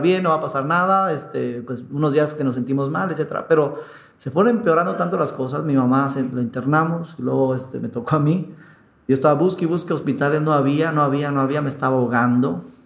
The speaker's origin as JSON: {"language": "Spanish", "country": "Mexico", "said": "aquí en México"}